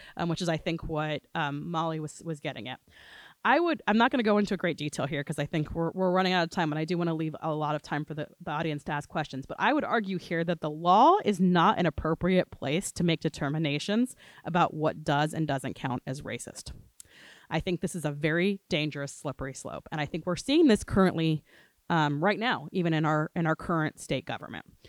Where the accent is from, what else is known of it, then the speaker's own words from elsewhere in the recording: Gainesville, Florida, United States; now in New Orleans, United States; I am originally from Gainesville, Florida before I moved to New Orleans